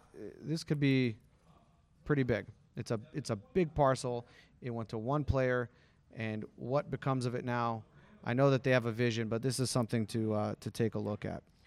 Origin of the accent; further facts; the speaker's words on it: Henderson, Nevada, United States; also born or lived in Summerlin, Nevada; I grew up in Green Valley